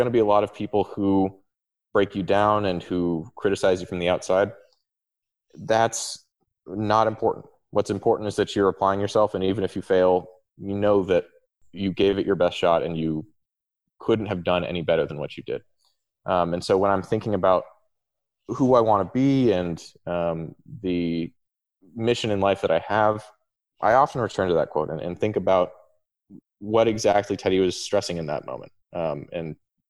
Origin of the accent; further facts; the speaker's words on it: Palo Alto, California, United States; moved away; I'm from Palo Alto originally.